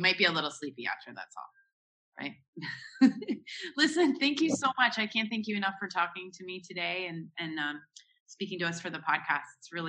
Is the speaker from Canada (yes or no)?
yes; Canada; now in Dubai, United Arab Emirates; even though I'm Canadian